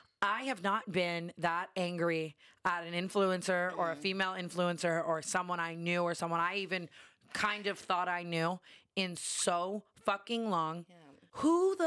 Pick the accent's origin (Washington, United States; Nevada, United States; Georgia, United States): Nevada, United States; Las Vegas; I grew up in Vegas.